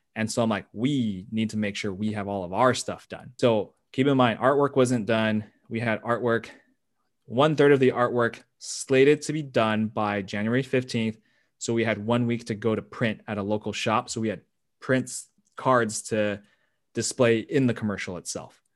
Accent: United States; I'm Asian American

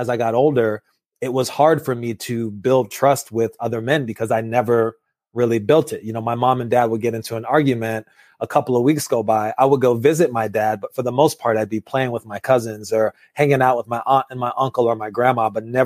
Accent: Los Angeles, California, United States; I was born in Los Angeles, California

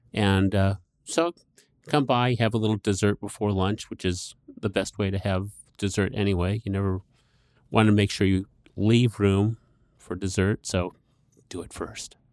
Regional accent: Scottsdale, Arizona, United States; When I was growing up in Scottsdale

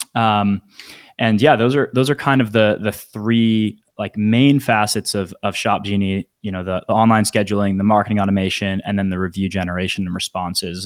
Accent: Northern Virginia, United States; now in Phoenix, United States; I'm from the D C area, Northern Virginia

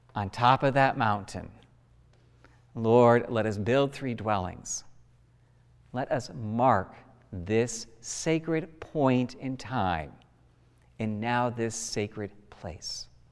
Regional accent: United States; we as an American people have marked and memorial significant events in our country

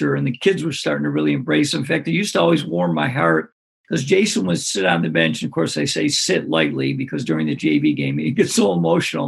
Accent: Greece, New York, United States; my hometown called Greece, New York, which is a suburb of Rochester.

